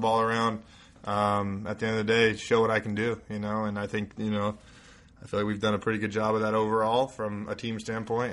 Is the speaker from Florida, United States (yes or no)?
no; Colorado, United States; moved away as an adult; I went to a kind of a smaller school in Colorado, 3A out of 5A in Colorado